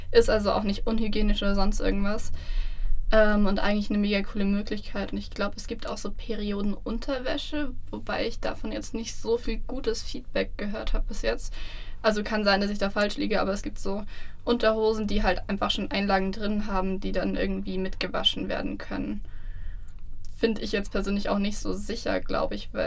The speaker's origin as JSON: {"language": "German", "country": "Germany", "said": "bei uns in Deutschland"}